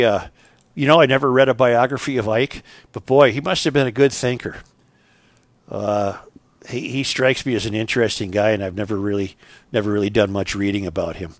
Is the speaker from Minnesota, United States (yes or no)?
yes; Saint Paul, Minnesota, United States; that's where I grew up in Saint Paul